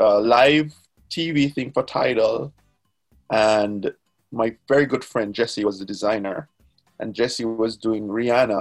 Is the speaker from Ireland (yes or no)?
no; Jamaica; I have a moniker that I go by that I introduce myself as Jamaican